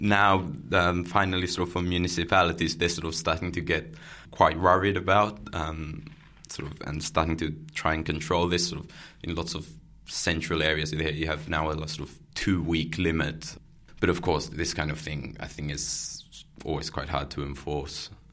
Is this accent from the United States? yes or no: no; Barcelona, Catalonia, Spain; now in Netherlands; I'm from Barcelona. There, you walk very naturally